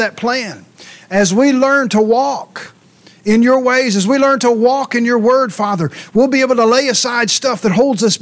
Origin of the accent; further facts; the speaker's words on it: Ringgold, Louisiana, United States; moved away as an adult; also born or lived in Mansfield, Louisiana / Minden, Louisiana; I was born in Mansfield, raised in Ringgold, went to high school in Minden, and been moving ever since